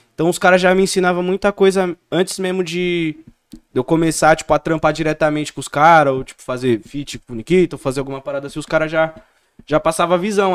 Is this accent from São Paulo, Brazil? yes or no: yes; Campo Limpo Paulista, São Paulo, Brazil; eu sou de Campo Limpo, tá ligado? Uhum. Campo Limpo Paulista